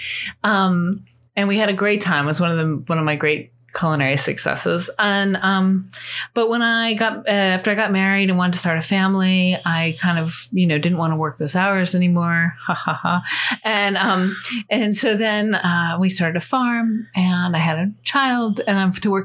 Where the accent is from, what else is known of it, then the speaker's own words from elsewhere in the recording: northern New Jersey, United States; moved away as an adult; also born or lived in Colorado / Montpelier, Vermont / France; now in Charlottesville, United States; I actually grew up in northern New Jersey outside New York City